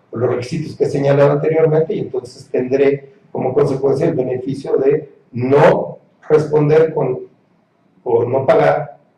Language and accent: Spanish; Mexico; Como ciudadano mexicano